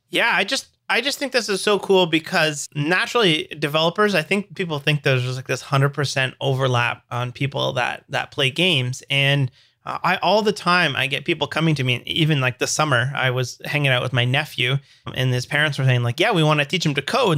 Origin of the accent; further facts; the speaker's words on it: Canada; I'm a dev from Canada.